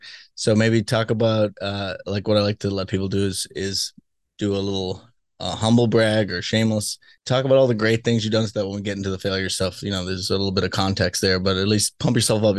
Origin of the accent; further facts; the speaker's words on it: Boston, Massachusetts, United States; moved away; I'm from Boston originally.